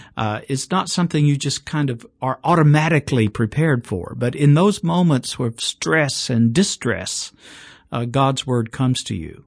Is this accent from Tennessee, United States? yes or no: yes; Chattanooga, Tennessee, United States; now in Birmingham, United States; my hometown, Chattanooga, Tennessee